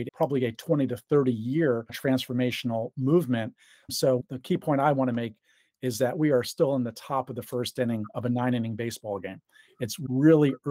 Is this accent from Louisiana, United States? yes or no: no; New York, United States; New York, my home state